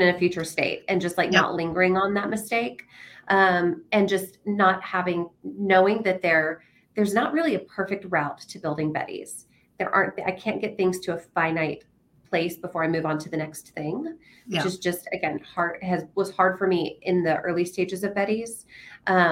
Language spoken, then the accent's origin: English; Nashville, Tennessee, United States; now in San Antonio, United States; I'm from Nashville, Tennessee originally